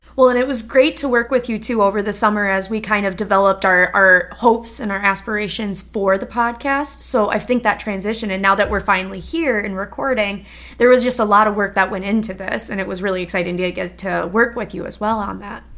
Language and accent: English; Minnesota, United States; moved away as an adult; also born or lived in Wisconsin; so I'm from Minnesota originally